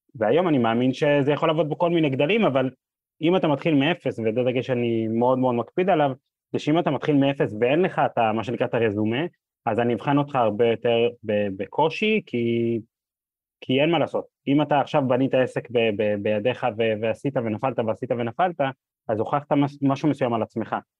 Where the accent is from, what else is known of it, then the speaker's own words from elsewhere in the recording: Or Yehuda, Central District, Israel; אני גדלתי ב, בפריפריה, באור יהודה, עיר מאוד מאוד נחמדה